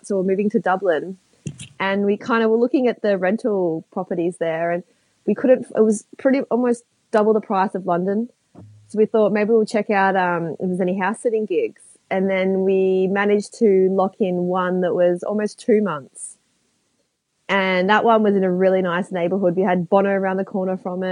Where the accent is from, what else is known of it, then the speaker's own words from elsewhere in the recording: Melbourne, Victoria, Australia; I'm from Melbourne